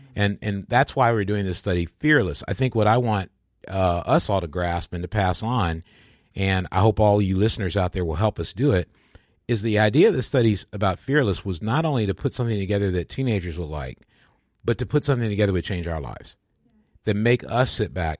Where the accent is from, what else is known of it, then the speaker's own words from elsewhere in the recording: Michigan, United States; moved away; I'd gone home to my hometown in Michigan